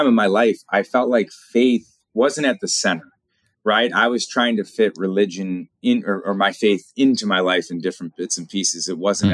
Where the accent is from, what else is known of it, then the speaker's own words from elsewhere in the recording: Chesterland, Ohio, United States; born and raised in Northeast Ohio. I grew up in a small town called Chesterland, Ohio